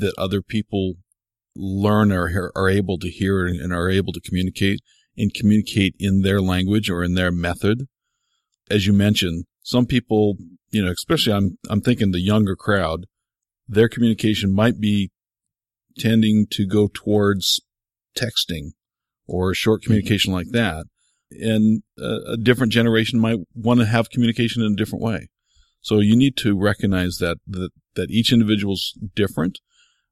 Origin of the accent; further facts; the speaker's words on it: United States; as an American